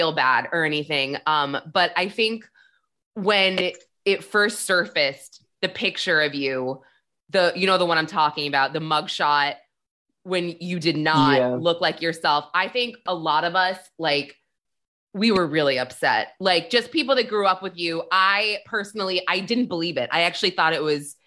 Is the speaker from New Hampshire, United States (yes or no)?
yes; New Hampshire, United States; moved away as an adult; also born or lived in New York; I'm from New Hampshire